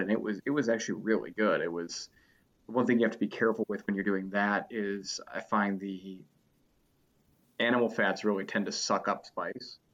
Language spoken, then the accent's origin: English; Cleveland, Ohio, United States; also born or lived in Cincinnati; I'm from Cleveland